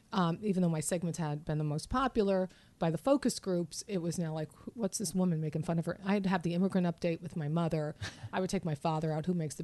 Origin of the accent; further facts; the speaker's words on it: New York, United States; born there; I was born in New York.